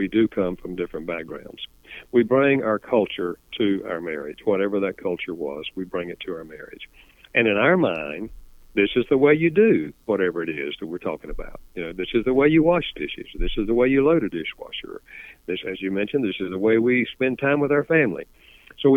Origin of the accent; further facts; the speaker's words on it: the South, Southern United States, United States; accent: Southern; first language English; I grew up speaking English Southern style